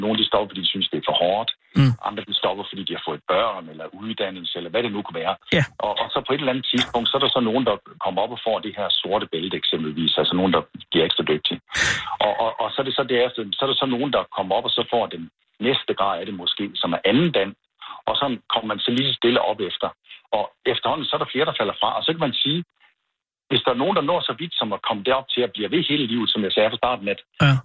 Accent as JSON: {"language": "Danish", "town": "Randers", "region": "Central Denmark Region", "country": "Denmark", "tie": "born or raised there", "moved": "yes", "lives_now": "Viborg, Denmark", "said": "der boede jeg i, øh, Randers. Det kan du måske godt høre på mig"}